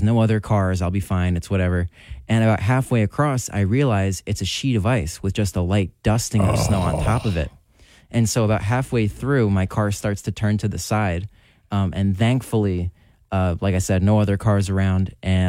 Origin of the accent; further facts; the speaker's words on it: Hunterdon County, New Jersey, United States; I grew up in Hunterdon County, so I view myself as a pretty good driver in the inclement weather.